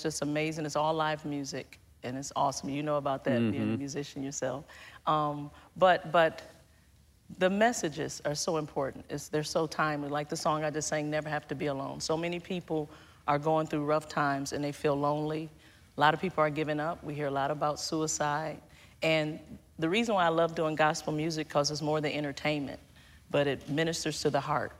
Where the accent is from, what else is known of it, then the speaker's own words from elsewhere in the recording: Detroit, Michigan, United States; I grew up in Detroit, Michigan